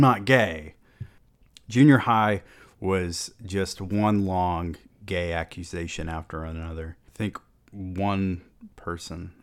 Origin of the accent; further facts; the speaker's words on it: the South, United States; growing up in the South and our often closed-minded perspective down here